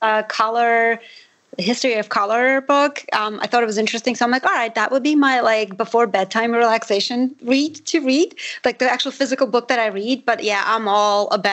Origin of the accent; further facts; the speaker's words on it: Armenia; first language Armenian; English is a second language; I'm Armenian. So my first language is Armenian.